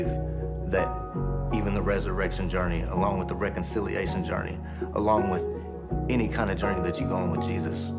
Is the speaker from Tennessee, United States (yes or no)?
yes; Nashville, Tennessee, United States; now in Spring Hill, United States; I came from Nashville, Tennessee. I live in Spring Hill now